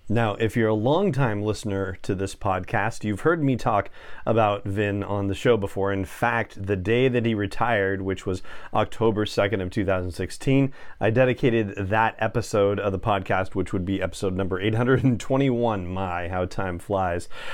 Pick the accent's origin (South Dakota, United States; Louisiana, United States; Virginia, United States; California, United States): California, United States; Los Angeles; moved away; I grew up in Los Angeles and spent the first decades of my life there